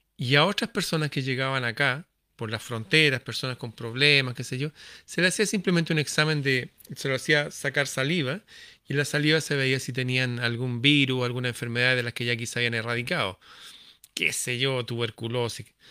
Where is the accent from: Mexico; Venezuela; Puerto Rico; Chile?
Chile; mi país, Chile